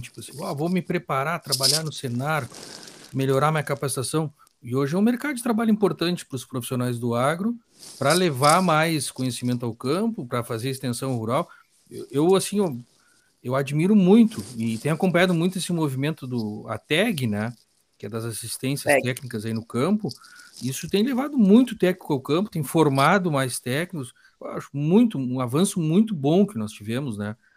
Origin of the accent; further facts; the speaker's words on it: Gaúcho, Rio Grande do Sul, Brazil; nós somos gaúchos e brasileiros ou só gaúchos?